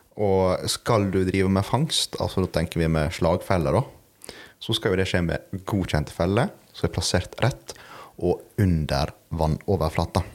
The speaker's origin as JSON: {"language": "Norwegian", "area": "Sandsøya", "region": "Møre og Romsdal", "country": "Norway", "said": "jeg kommer fra Sandsøya"}